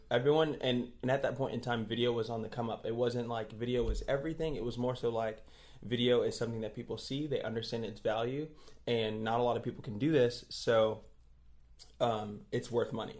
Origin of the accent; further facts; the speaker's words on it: New York City, New York, United States; moved away as an adult; now in Tulsa, United States; I'm from Brooklyn, New York